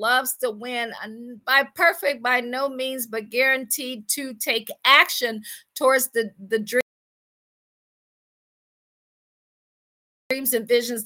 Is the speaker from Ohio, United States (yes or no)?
yes; Akron, Ohio, United States; moved away as an adult; also born or lived in Washington, D.C. / Baltimore / Boston / Pittsburgh; I am from Akron, Ohio